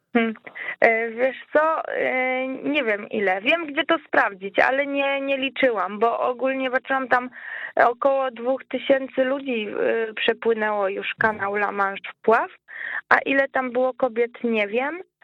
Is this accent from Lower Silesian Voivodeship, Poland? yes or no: no; Łódź, Łódź Voivodeship, Poland; ja jestem z Łodzi